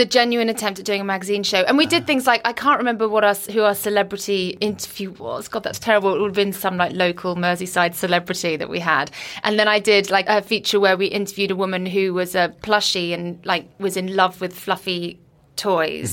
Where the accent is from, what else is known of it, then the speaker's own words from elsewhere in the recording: Guernsey; moved away as an adult; also born or lived in Liverpool / London; I was brought up on Guernsey, then I went to Liverpool